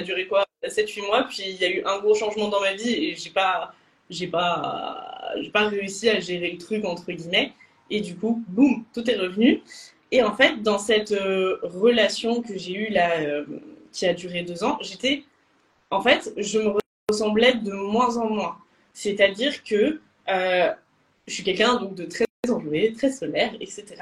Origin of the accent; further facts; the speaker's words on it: Lyon, Auvergne-Rhône-Alpes, France; moved away as an adult; also born or lived in Bordeaux; je suis de Lyon